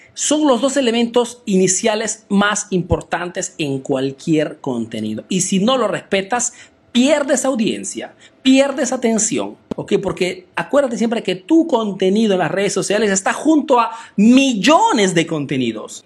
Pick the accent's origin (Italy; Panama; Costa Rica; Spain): Italy; also born or lived in Peru; soy un emprendedor peruano que ha crecido y vive aquí en Italia, en Europa